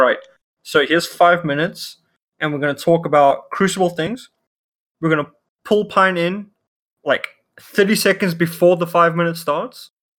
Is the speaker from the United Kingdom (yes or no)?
no; South Africa; first language Afrikaans; English is a second language; I'm South African.